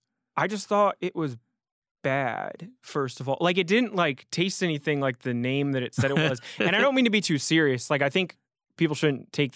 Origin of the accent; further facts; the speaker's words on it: New Haven, Connecticut, United States; I grew up in around New Haven, and I was living in the Bronx.